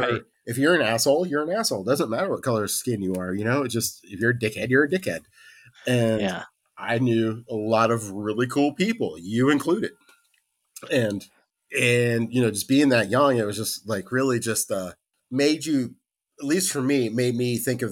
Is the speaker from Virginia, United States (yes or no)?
yes; Virginia Beach, Virginia, United States; Well, see, my family's from Carolina, and I grew up primarily in Virginia Beach. And we got stationed there in 84, 85.